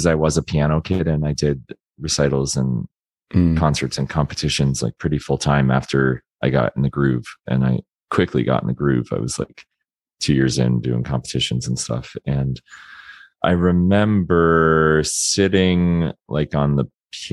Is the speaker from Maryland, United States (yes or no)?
no; Florida, United States; moved away as an adult; I grew up in Florida